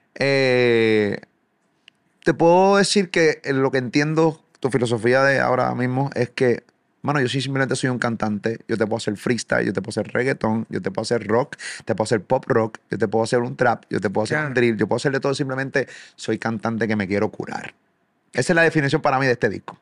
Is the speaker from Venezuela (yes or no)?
no; Puerto Rico; Soy de Puerto Rico, sumamente lejos de aquí de Argentina